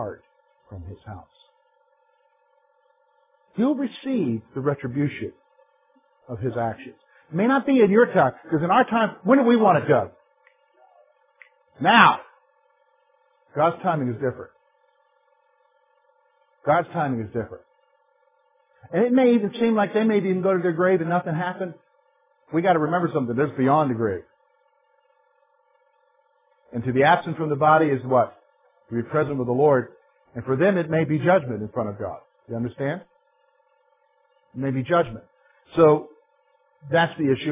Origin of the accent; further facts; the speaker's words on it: South Carolina, United States; now in Pennsylvania, United States; I'm from South Carolina